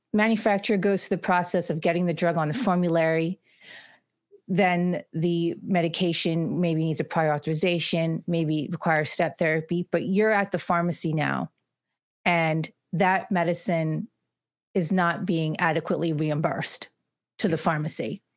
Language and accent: English; Morrisville, Pennsylvania, United States; I'm from Bucks County, Pennsylvania, specifically, uh, Morrisville, Pennsylvania.